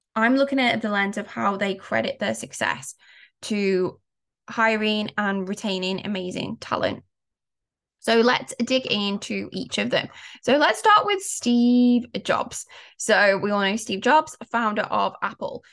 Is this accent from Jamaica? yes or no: no; United Kingdom; I'm British, growing up in the U K, so I was born, I was a mid-eighties baby, and I can tell you, growing up in the nineties in the U K